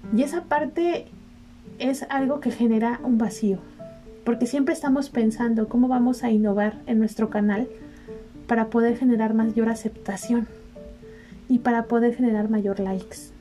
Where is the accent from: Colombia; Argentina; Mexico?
Mexico; Yo soy mexicana, me gusta mucho mi país